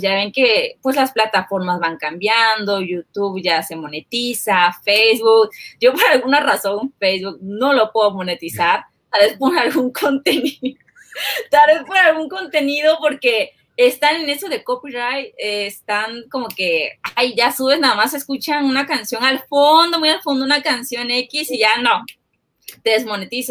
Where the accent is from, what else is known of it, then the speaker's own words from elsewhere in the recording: Chiapas, Mexico; somos de Chiapas